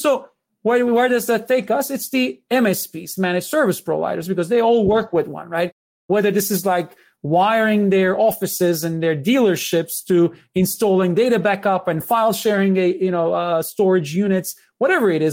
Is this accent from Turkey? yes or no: yes; Istanbul, Turkey; moved away; I was born in Istanbul.